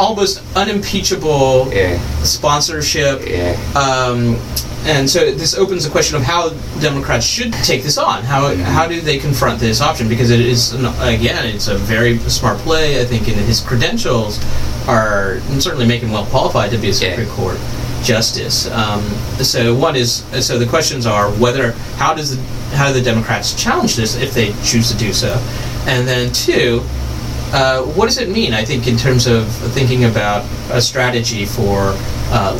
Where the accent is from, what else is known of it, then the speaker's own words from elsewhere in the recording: the South, United States; growing up in the South